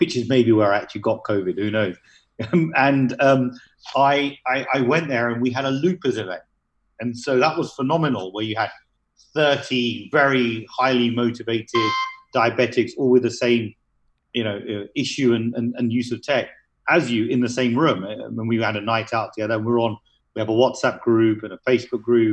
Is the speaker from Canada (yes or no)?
no; United Kingdom; moved away as an adult; also born or lived in United Arab Emirates / Philadelphia; now in Dubai, United Arab Emirates; Although I'm of Indian origin, I was born in the UK, and I lived most of my life in the UK